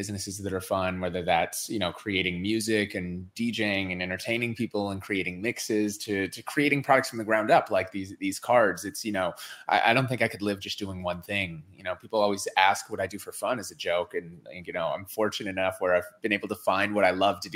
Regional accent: Minneapolis, Minnesota, United States; I grew up in Minneapolis

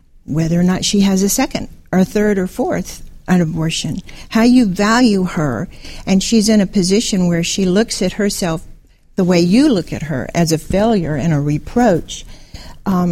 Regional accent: Orlando, Florida, United States; also born or lived in Atlanta, Georgia / Southern California; now in North Carolina, United States; I was born in Atlanta, and I always call Orlando home. That's where I grew up.

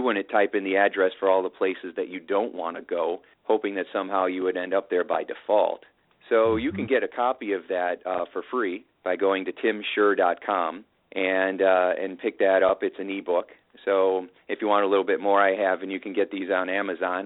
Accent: Indiana, United States; I've got my uh, farmer wisdom growing up in Indiana

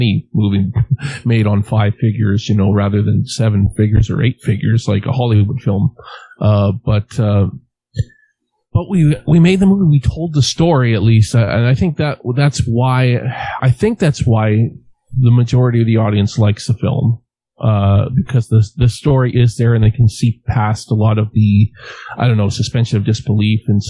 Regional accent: Western Canada, Canada; I'm from Western Canada

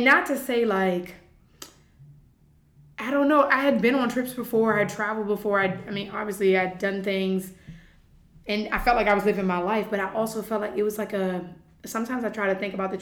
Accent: Virginia, United States; moved away as an adult; now in United Arab Emirates; I am originally from Virginia in the United States. And I moved out here in August of 2017, so this is my third year, just completed my third year here in the UAE

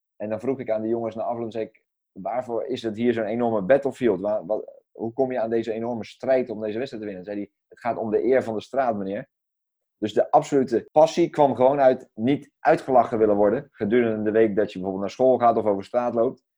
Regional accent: Netherlands; als, als Nederlanders en als, als Europeanen

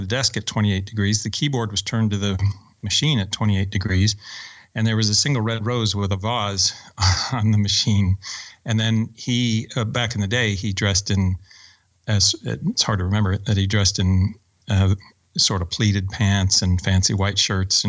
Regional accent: Oakland, California, United States; also born or lived in Alabama / Orinda, California / Mountain View, California; I grew up very poor in Oakland

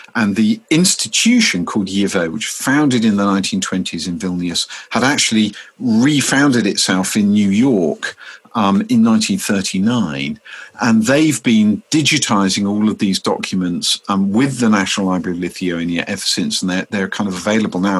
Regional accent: Deal, South East England, United Kingdom; my hometown of Deal's public library

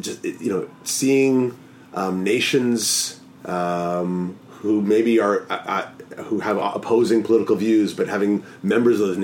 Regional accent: Toronto, Ontario, Canada; now in Vancouver, Canada; I'm from Toronto originally. I've lived in 6 or 7 cities around the world

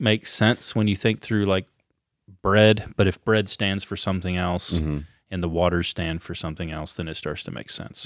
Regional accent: United States; we're Americans

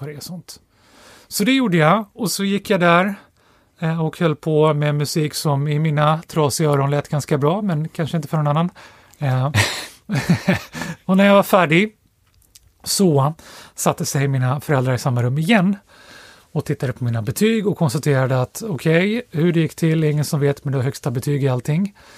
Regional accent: Stockholm, Stockholm County, Sweden; Jag är uppvuxen i Storstockholm, precis utanför tullarna, över bron ifrån Södermalm, så jag är uppvuxen på, right. i Axelsberg

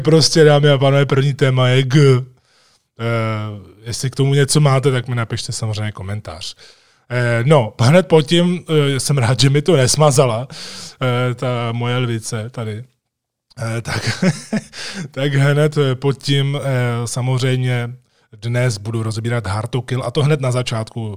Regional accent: Czechia; jsem první Čech

